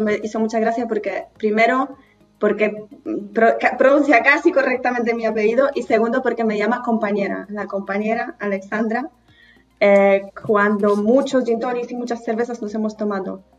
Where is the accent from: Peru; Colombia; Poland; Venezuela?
Poland; northern Poland; Spanish is a second language; moved away as an adult; now in Spain; Soy del norte de Polonia, de un pueblito pequeño.